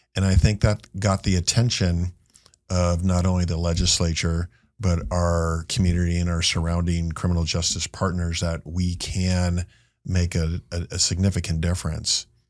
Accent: Marin, California, United States; I went back to my hometown of Marin

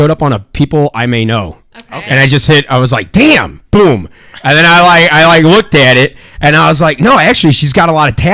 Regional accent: South County, Missouri, United States

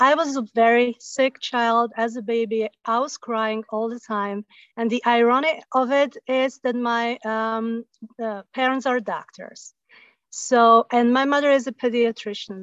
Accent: Slovakia; moved away as an adult; also born or lived in south of France; now in France; I come originally from Slovakia, and we moved to south of France

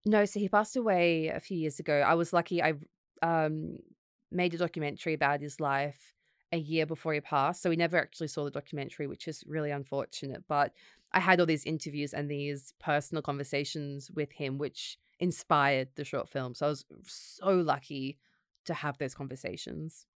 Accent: Gold Coast, Queensland, Australia; moved away as an adult; also born or lived in Sydney, Australia; now in London, United Kingdom; I grew up in the Gold Coast, so my family were there

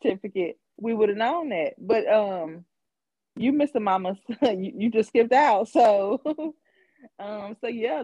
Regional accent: San Diego, California, United States; moved away; I was born in San Diego

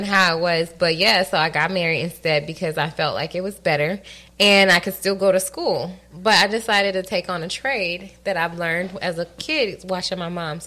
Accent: Atlanta, Georgia, United States; also born or lived in Connecticut; I was born in Connecticut, right? Mm-hmm. And then I moved to Atlanta.

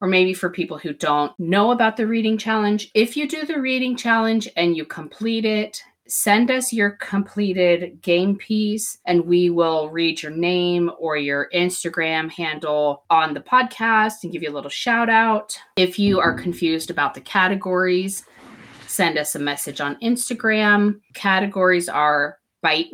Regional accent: United States; I'm also American

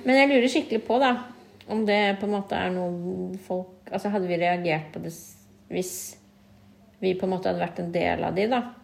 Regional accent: Norway; vi er født og oppvokst i Norge

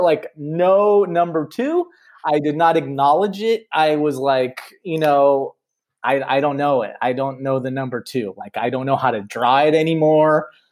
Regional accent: Los Angeles, California, United States; I grew up here in Los Angeles in the '80s

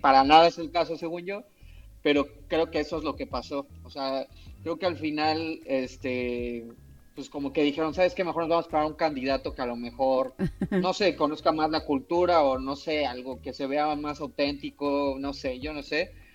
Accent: Mexico; moved away as an adult; now in Canada; yo como cocinero mexicano

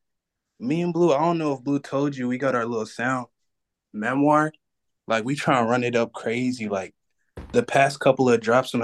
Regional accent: California, United States; Yeah, I'm from Cali.

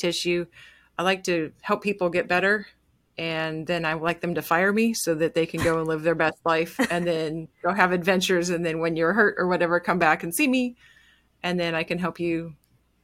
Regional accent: Montana, United States; I grew up in Montana

